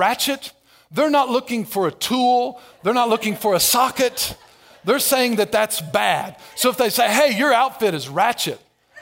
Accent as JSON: {"language": "English", "town": "Albion", "region": "Illinois", "country": "United States", "tie": "born or raised there", "said": "I grew up in Albion, Everett County"}